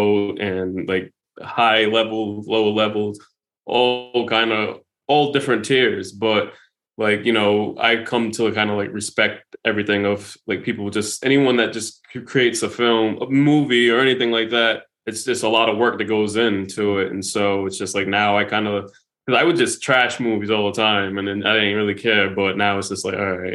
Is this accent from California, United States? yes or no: no; Rhode Island, United States; we're from Rhode Island